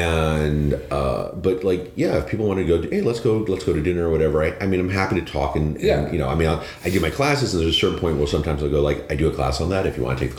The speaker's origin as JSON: {"language": "English", "town": "New York City", "region": "New York", "country": "United States", "tie": "born or raised there", "moved": "yes", "lives_now": "Boston, United States", "said": "I grew up in Chinatown, New York. We're Hong Kong, New York."}